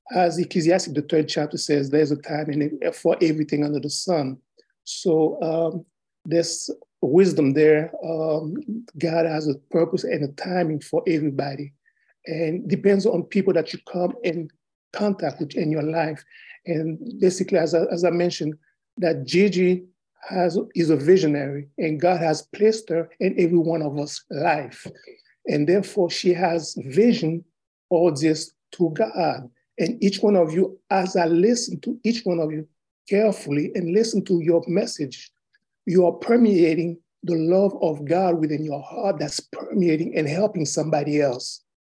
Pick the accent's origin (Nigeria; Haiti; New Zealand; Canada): Haiti; now in United States; Originally, I was born in Haiti